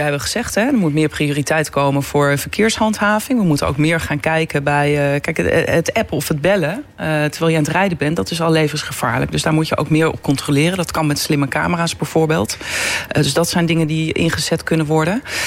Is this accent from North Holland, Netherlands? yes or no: yes; Beets, North Holland, Netherlands; moved away as an adult; now in The Hague, Netherlands; ik kom uit het Noord-Hollandse. in Beets wonen heel veel mensen uit Amsterdam-Noord.